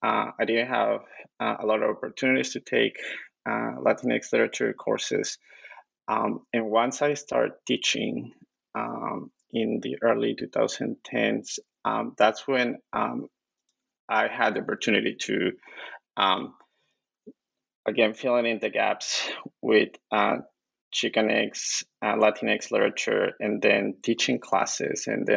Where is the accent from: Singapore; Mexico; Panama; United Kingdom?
Mexico; Mexico City; English is a second language; moved away as an adult; also born or lived in Illinois, United States; I grew up in Mexico City. Then when I was 18 years old, I went to a small school, Northeastern Illinois University, and I was an ESL student, so I learned English, a second language.